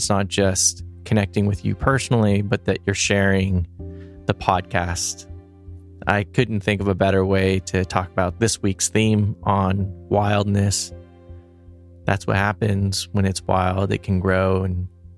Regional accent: Los Angeles, California, United States; I grew up here in Los Angeles

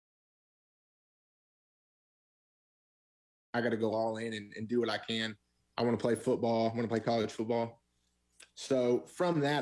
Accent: the South, United States; Christians growing up in the South

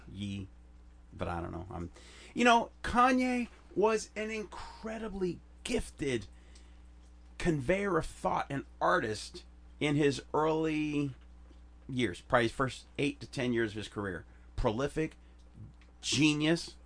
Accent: Chicago, Illinois, United States; moved away; We used to fist fight in where I grew up in Chicago

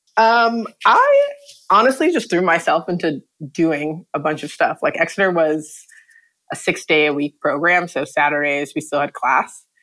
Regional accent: New York City, New York, United States; I'm from the Bronx originally

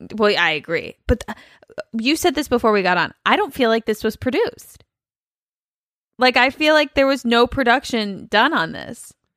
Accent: Cincinnati, Ohio, United States; my whole life growing up in Cincinnati

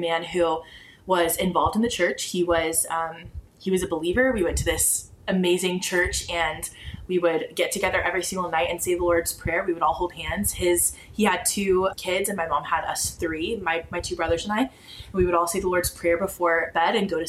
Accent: Dallas, Texas, United States; I'm actually from Dallas, born and raised in Dallas, Texas

